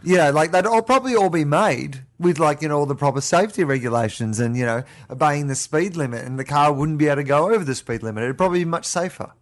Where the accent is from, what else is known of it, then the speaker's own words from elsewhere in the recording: Australia; moved away; we're both Australian